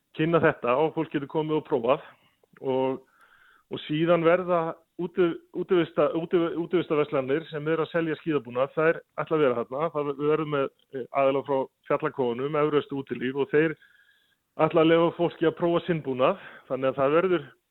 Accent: Ísafjörður, Westfjords, Iceland; now in Reykjavík capital area, Iceland; þegar við vorum allast upp á Ísafjörð

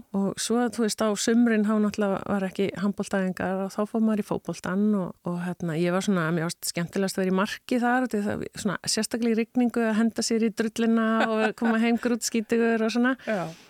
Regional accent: Iceland; also born or lived in United States; ég er litla píjan frá Íslandi

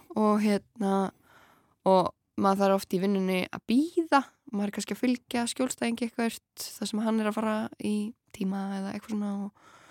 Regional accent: Grenivík, Northeastern Region, Iceland; moved away; ég svona elst upp á Greinvík

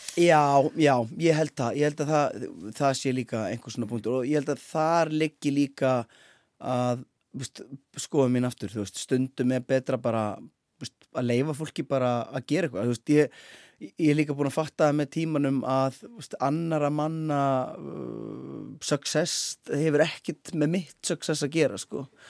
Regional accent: Akureyri, Northeastern Region, Iceland; moved away; ég er náttúrulega frá akurir í grunninn

